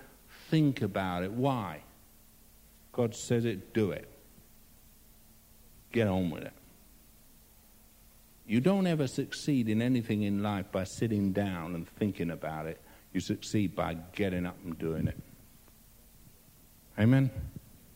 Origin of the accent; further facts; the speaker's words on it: England, United Kingdom; I'm English